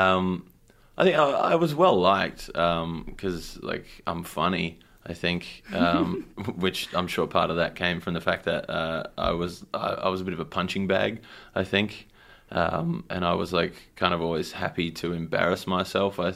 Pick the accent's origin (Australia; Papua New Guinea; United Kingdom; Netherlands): Australia; Engadine, New South Wales; I grew up in the Shire in a place called Ingerdane